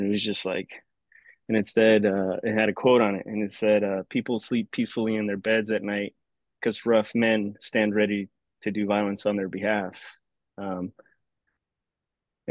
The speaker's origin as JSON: {"language": "English", "town": "Mesa", "region": "Arizona", "country": "United States", "tie": "born or raised there", "moved": "as an adult", "said": "originally born and raised in Mesa, Arizona, Phoenix suburb. Grew up there my entire life till 2004 when I joined the military"}